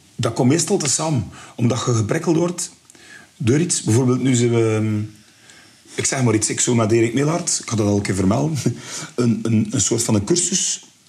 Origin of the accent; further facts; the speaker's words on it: Bruges, Flanders, Belgium; ik ben van Brugge, allee, we woonden in Westkamp